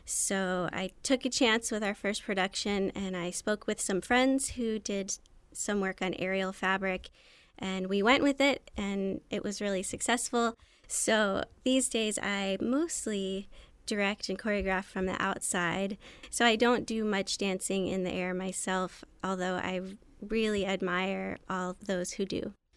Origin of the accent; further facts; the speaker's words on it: Anne Arundel County, Maryland, United States; also born or lived in New York; I grew up in Anne Arundel County, Maryland.